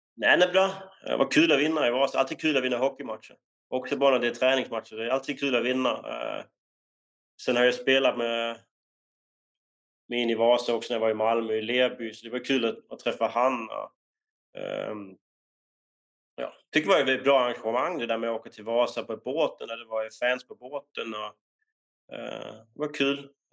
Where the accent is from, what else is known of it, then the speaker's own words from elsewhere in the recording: Denmark; moved away as an adult; now in Sweden; när vi var unga i, um, i Danmark